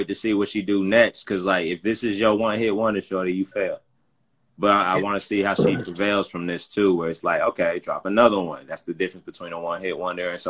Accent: Stone Mountain, Georgia, United States; also born or lived in Radcliff, Kentucky; now in Louisville, United States; it's Stone Mountain. That's where I grew up

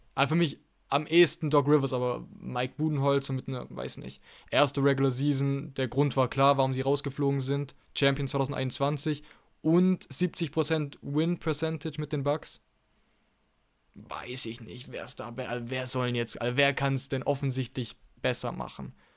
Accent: Germany; bei uns in Deutschland

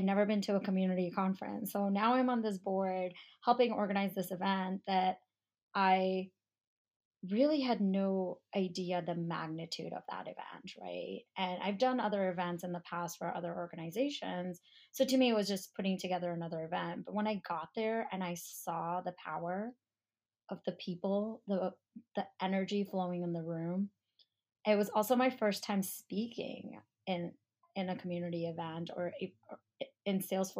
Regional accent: India; I'm Indian. I'm 100% Indian. So people automatically assume either I'm in tech or I'm a doctor or I'm a lawyer, right?

